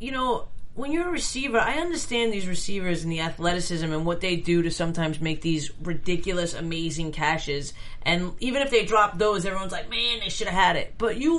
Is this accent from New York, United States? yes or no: yes; New York, United States; I'm not a Jersey girl. I'm from New York.